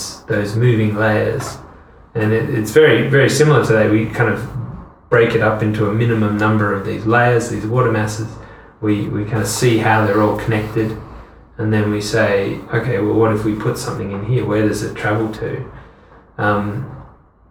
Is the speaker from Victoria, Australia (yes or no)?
no; Hobart, Tasmania, Australia; first language English; moved away as an adult; also born or lived in France / United Kingdom; I'm from Hobart, Tasmania